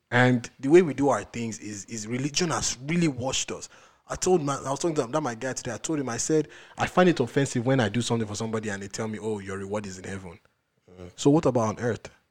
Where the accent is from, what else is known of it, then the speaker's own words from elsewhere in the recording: Oyo, Nigeria; We go in, we grew up in Oyo State.